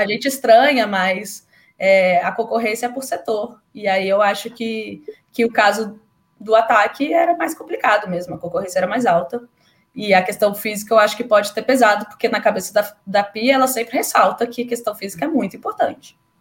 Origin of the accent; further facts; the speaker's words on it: Brasília, Federal District, Brazil; eu sou de Brasília